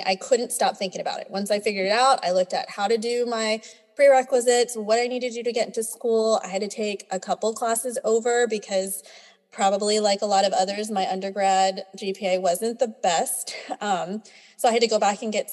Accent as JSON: {"language": "English", "region": "Texas", "country": "United States", "tie": "born or raised there", "said": "So I'm a born and raised Texan. I'm Filipina"}